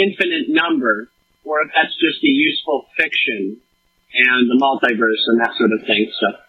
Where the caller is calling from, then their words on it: Bangor, Maine, United States; I am calling from Bangor, Maine.